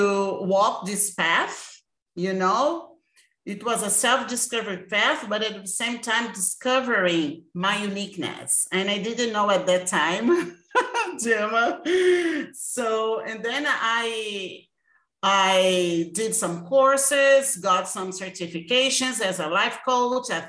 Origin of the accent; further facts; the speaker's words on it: Brazil; I am from Brazil, this beautiful country